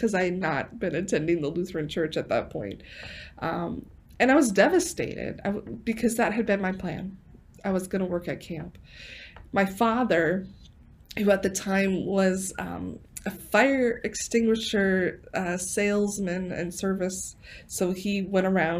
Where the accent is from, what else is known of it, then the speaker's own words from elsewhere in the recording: 12 miles from Lake Poinsett, South Dakota, United States; 12 miles from my hometown